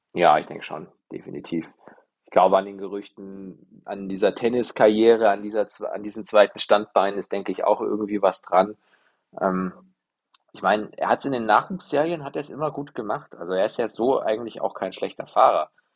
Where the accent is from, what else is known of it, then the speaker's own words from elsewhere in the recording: Germany; als, als Deutsche